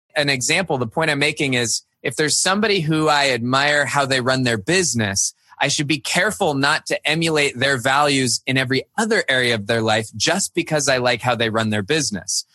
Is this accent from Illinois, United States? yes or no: no; Cupertino, California, United States; also born or lived in Virginia; now in Midwest, United States; I grew up in Cupertino, California